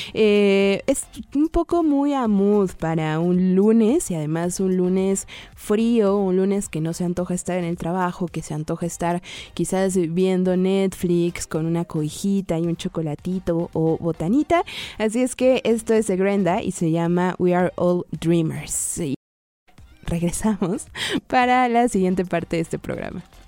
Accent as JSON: {"language": "Spanish", "area": "Ajusco", "region": "Mexico City", "country": "Mexico", "tie": "born or raised there", "said": "crecí en el Ajusco"}